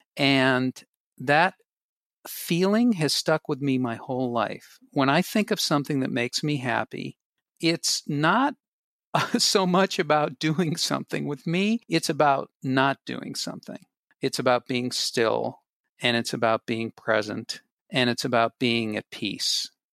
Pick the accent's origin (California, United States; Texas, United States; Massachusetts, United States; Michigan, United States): Massachusetts, United States; Boston; I grew up in Boston, and I grew up in the middle floor of a three-decker apartment building